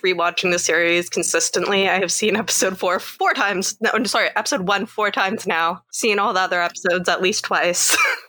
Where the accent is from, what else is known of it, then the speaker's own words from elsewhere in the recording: Canada; from Canada.